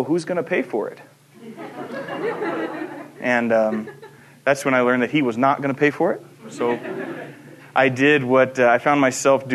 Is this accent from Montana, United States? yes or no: yes; Stevensville, Montana, United States; moved away as an adult; also born or lived in Chester, Montana / Fort Benton, Montana / Missoula, Montana / Hampton, Virginia; where I lived, that's what I refer to as my home in terms of my upbringing. I'm from the Bitterroot.